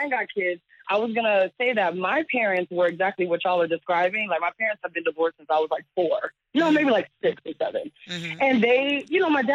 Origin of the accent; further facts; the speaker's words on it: Florida, United States; now in New York, United States; I'm not even from New York. I'm from Florida